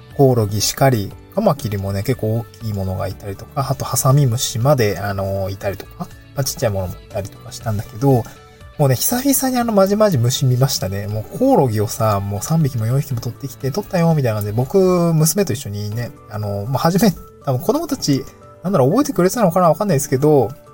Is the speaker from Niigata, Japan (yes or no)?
yes; Niigata, Japan; also born or lived in Tokyo; now in Awaji Island, Japan; 僕も小学校の時、新潟生まれだったんで、あの、稲刈りの 収穫体験とかをした